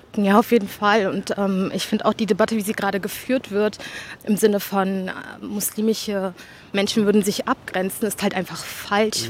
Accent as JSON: {"language": "German", "region": "Berlin", "country": "Germany", "tie": "born or raised there", "also_born_or_lived": "Gropiusstadt, Berlin", "said": "ich bin vorher in Britz aufgewachsen und ähm, bin dann, glaube ich, mit 13 hergezogen in der Gruppestadt"}